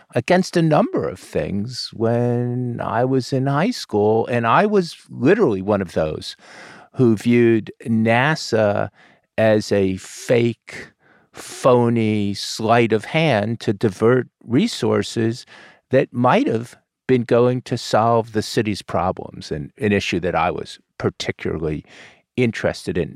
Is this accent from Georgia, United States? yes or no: no; Florida, United States; we're both from Florida.